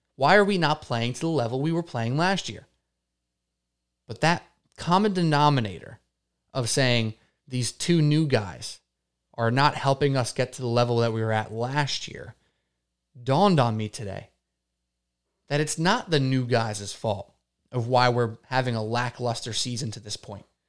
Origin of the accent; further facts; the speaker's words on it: United States; I'm an American guy